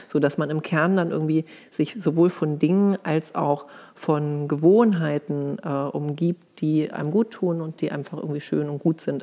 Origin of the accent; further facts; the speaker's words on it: Hamburg, Germany; now in Berlin, Germany; Und ich komme eigentlich aus Hamburg, lebe aber schon länger in Berlin